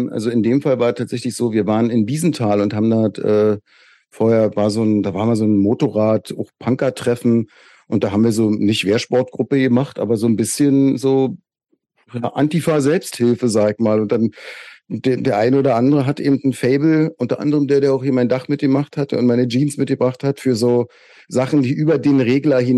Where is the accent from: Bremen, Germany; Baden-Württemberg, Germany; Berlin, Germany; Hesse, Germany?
Berlin, Germany; Köpenick; Ich erinnere mich, dass wir am Schlossplatz bei uns in Köpenick, die, damals gab es ja noch gar nicht so richtig Gras